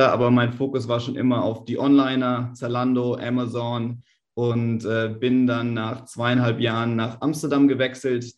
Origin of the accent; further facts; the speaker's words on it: Germany; wir als Deutsche